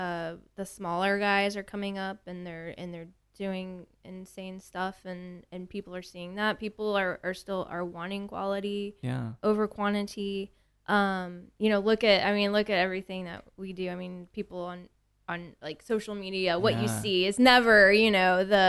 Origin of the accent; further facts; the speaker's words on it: Tomball, Texas, United States; also born or lived in Houston; I was born and raised in Houston, and I moved to Tomball when I was 3 years old.